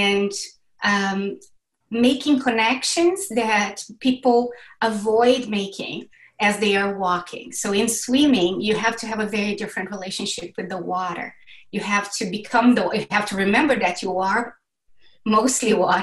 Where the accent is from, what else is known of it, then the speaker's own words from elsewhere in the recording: Brazil; I was born and raised in Brazil